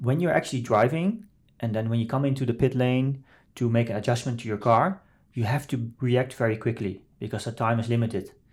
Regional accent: Netherlands; I grew up in the Netherlands, um, as one of the only Asian not just Chinese, Asian in, in, in the village where I grew up

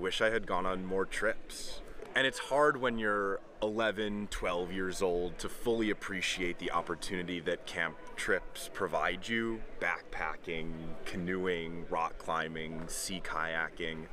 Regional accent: Chicago, Illinois, United States; I'm from Chicago, Illinois

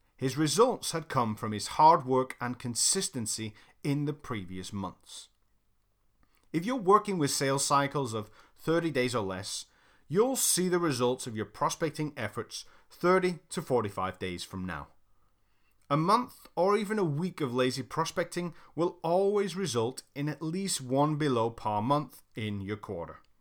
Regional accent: United Kingdom; I'm British

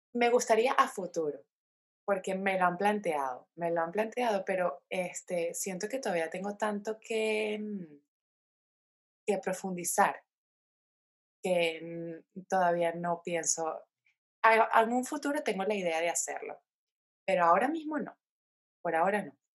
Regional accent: Caracas, Capital District, Venezuela; moved away as an adult; now in Spain; nací en Caracas, eh, soy venezolana, tengo 27 años, emigré a España teniendo 22 años de edad

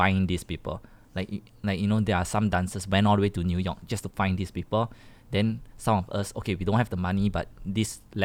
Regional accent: Singapore; we are from Singapore

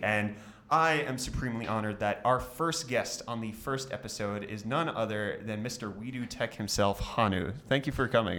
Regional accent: United States; accent: American; now in South Africa; I have an American accent

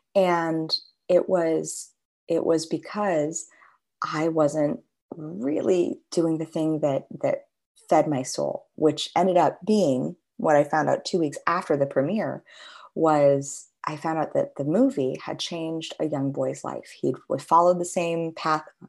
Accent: Los Angeles, California, United States; growing up in Los Angeles

